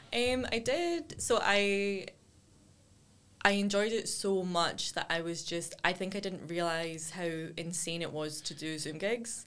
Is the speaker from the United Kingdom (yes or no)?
yes; Cumbernauld, Scotland, United Kingdom; I grew up in Broadwoods, which is just outside